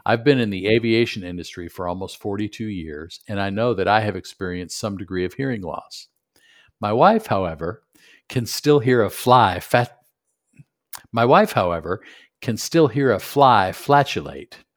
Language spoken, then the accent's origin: English; Buffalo, New York, United States; moved away; also born or lived in Michigan / Knoxville; growing up in Buffalo, went to school in Michigan